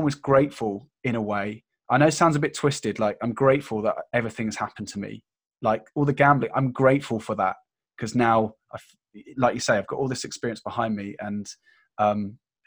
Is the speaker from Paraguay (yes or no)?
no; United Kingdom; being British